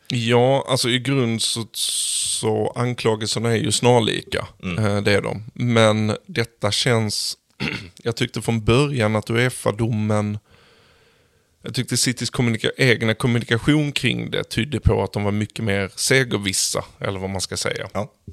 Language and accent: Swedish; Sweden; som svensk